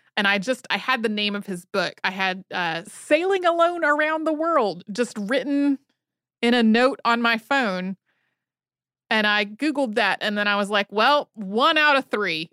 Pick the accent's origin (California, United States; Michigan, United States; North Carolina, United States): North Carolina, United States; moved away; I grew up in North Carolina